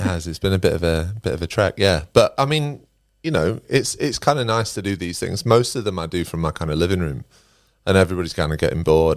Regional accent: Derbyshire, East Midlands, United Kingdom; moved away as an adult; also born or lived in Nottingham; I'm originally from Derbyshire, um, and I started my career in recruitment in Nottingham. I moved to Nottingham when I was about 21

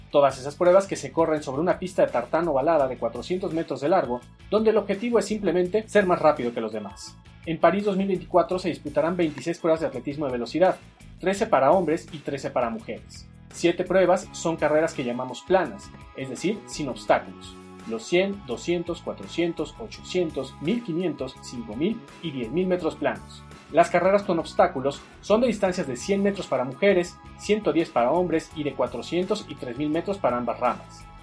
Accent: Mexico; esto es Tiro Parabólico. Soy un periodista mexicano con 18 años de experiencia

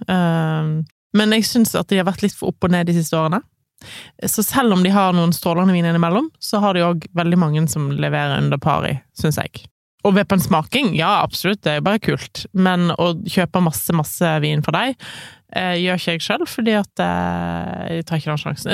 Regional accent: Voss, Vestland, Norway; jeg kommer fra Voss

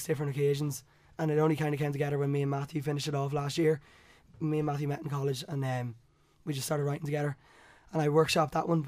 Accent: Monaghan, Ulster, Ireland; We're all Monaghan

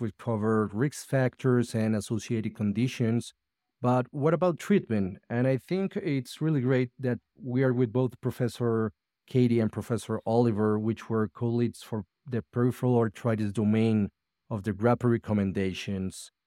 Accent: Medellín, Antioquia, Colombia; I'm a rheumatologist from Medellín, Colombia

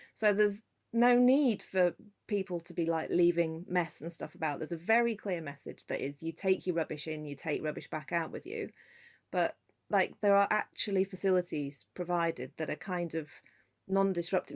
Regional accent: Scotland, United Kingdom; I grew up in Scotland

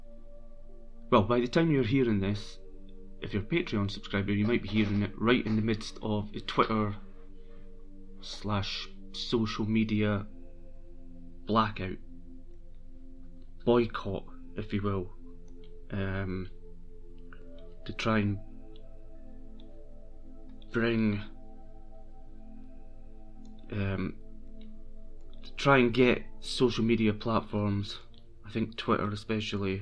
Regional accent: Brechin, Scotland, United Kingdom; moved away; I'm from Brechin originally, so I am a Brechin fan

